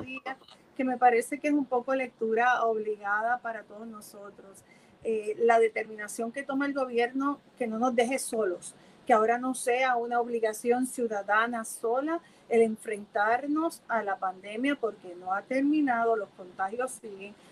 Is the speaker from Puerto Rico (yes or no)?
yes; Puerto Rico; de esta mezcla que somos los puertorriqueños, los boricuas